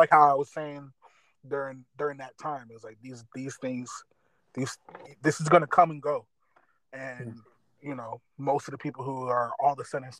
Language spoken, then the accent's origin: English; Detroit, Michigan, United States; I was born in Detroit